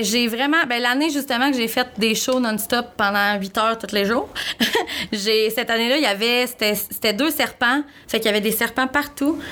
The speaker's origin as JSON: {"language": "French", "town": "Rouyn-Noranda", "region": "Quebec", "country": "Canada", "tie": "born or raised there", "said": "je viens de Rouen, fait que le FME, ça fait partie de chaque année dans ma vie depuis que je suis toute petite"}